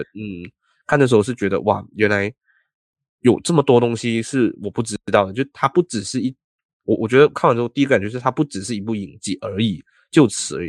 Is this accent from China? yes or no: no; Malaysia; also born or lived in Taiwan; 作为马来西亚人